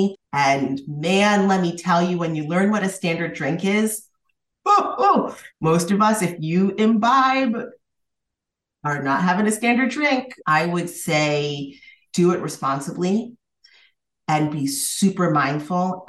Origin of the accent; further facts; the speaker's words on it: Massachusetts, United States; I'm from Massachusetts